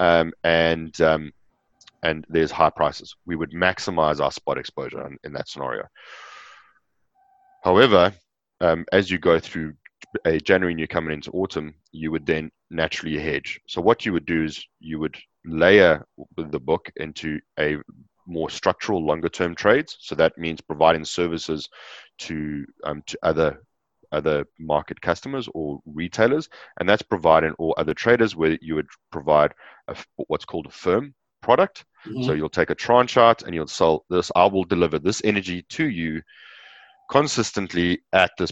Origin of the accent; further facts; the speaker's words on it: Johannesburg, Gauteng, South Africa; moved away; also born or lived in Natal Midlands; I was born in Johannesburg in South Africa. I grew up in the south of Johannesburg on a plot of land